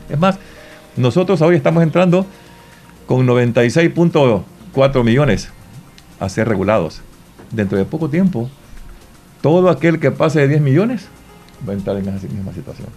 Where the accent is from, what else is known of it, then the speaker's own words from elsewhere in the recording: Santa Rosa de Lima, La Unión, El Salvador; yo me siento orgulloso como limeño